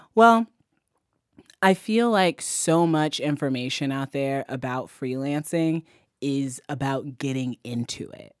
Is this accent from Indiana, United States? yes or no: yes; Fort Wayne, Indiana, United States; I grew up in Fort Wayne, Indiana.